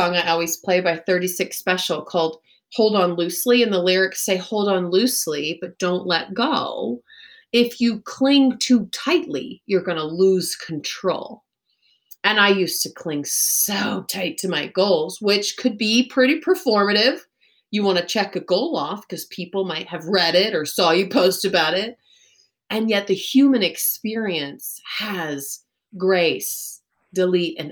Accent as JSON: {"language": "English", "region": "Texas", "country": "United States", "tie": "born or raised there", "also_born_or_lived": "Chicago / Los Angeles", "moved": "yes", "lives_now": "Colorado, United States", "said": "I grew up in Texas"}